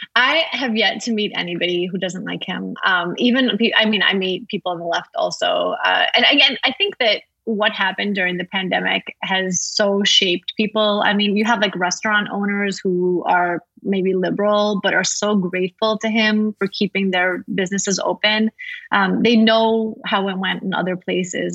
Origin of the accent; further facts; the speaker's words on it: New York City, New York, United States; moved away as an adult; now in Florida, United States; I grew up in Brooklyn.